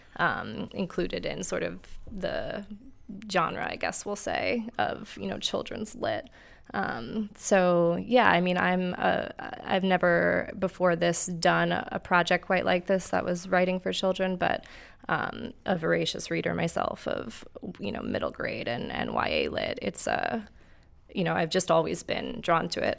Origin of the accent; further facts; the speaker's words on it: New York, United States; also born or lived in San Antonio, Texas; now in Akron, United States; I grew up in New York